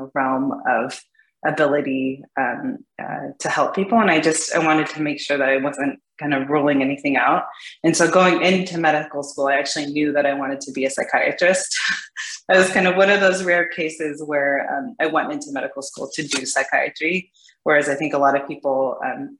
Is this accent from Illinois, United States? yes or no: no; California, United States; moved away as an adult; now in Seattle, United States; Originally I'm from California